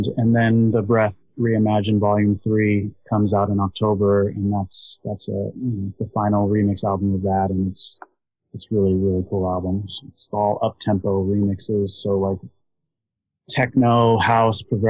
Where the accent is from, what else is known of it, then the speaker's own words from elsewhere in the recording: Los Angeles, California, United States; I grew up in East LA and in Los Angeles